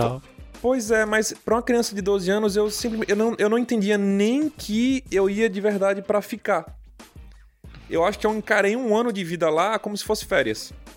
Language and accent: Portuguese; Recife, Pernambuco, Brazil; moved away as an adult; now in United States; principalmente morando em Recife, eu sou pernambucano nato